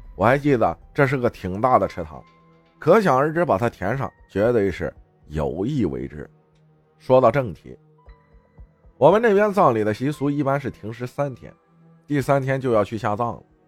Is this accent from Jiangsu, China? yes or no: yes; northern Jiangsu, China; 我老家属于苏北，靠近山东